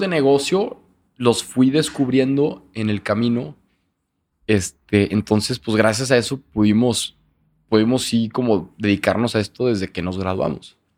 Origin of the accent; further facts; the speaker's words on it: Torreón, Coahuila, Mexico; moved away as an adult; now in Monterrey, Mexico; soy de Torreón y toda la vida